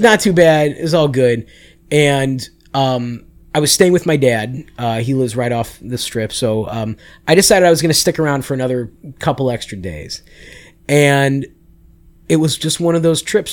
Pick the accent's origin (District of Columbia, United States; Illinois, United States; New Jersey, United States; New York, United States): Illinois, United States; Chicago; also born or lived in Las Vegas, Nevada; I moved to Chicago when I was six.